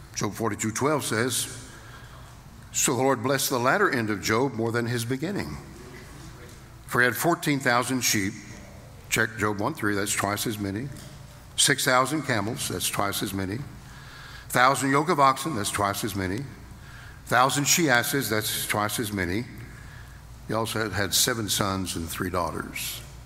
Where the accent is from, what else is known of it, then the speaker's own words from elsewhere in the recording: Fort Worth, Texas, United States; I was born in Fort Worth, Texas